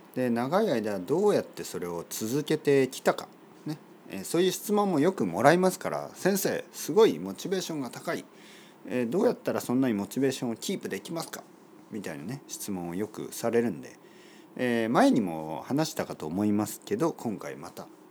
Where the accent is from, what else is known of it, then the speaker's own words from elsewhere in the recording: Oita, Japan; 僕の出身の大分県